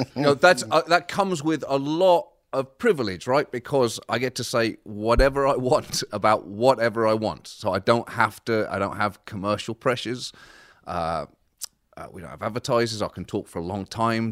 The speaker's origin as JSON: {"language": "English", "town": "Bedford", "region": "East of England", "country": "United Kingdom", "tie": "born or raised there", "also_born_or_lived": "Birmingham / Liverpool", "moved": "as an adult", "lives_now": "United States", "said": "I was born in Birmingham. My family are from Liverpool, and I was raised in Bedford, uh, just about an hour north of London."}